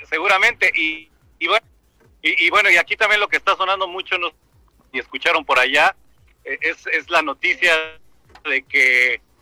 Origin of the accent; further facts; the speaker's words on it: Mexico; aquí en Dubái somos mexicanos